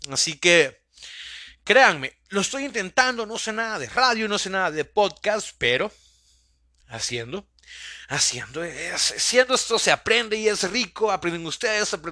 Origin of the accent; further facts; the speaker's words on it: El Salvador; Soy un, salvadoreño idiota que tiene este sueño de poder crear una pequeña comunidad a base de sus podcasts